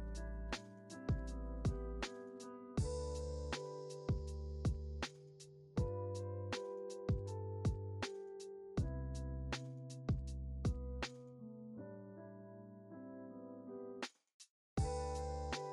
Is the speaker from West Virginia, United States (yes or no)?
no; New York City, New York, United States; moved away; also born or lived in Los Angeles; I'm originally from New York City